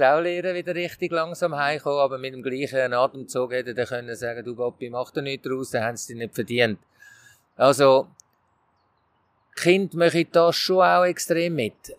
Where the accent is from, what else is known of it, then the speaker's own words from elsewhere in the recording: Switzerland; als Schweizer Trainer